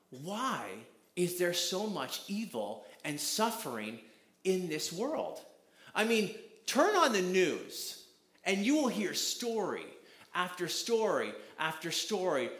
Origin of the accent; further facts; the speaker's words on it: Canada; I'm from Canada, so you're going to hear out about, you're going to hear the accent